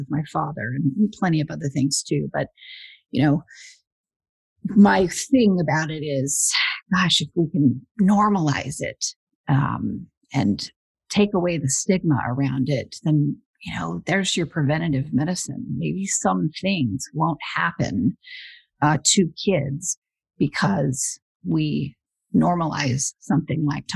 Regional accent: Huntington Beach, California, United States; also born or lived in Westminster, California; I grew up in Westminster and Huntington Beach.

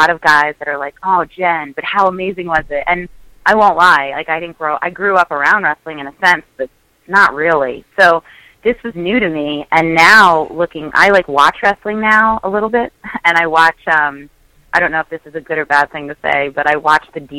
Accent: Staten Island, New York, United States; yeah, I'm from Staten Island, guys.

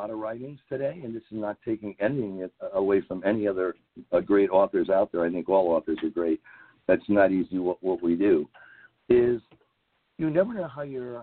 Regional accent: New England, United States; I'm from New England

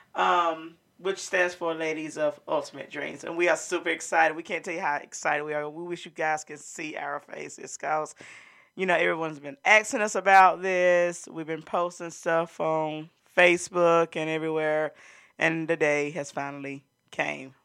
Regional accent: Montgomery County, North Carolina, United States; we're from Montgomery County

